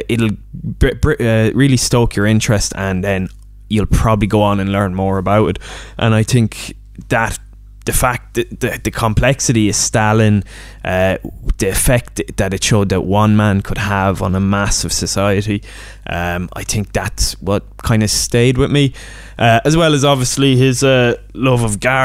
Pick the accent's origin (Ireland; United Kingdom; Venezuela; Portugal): Ireland; accent: Irish lilt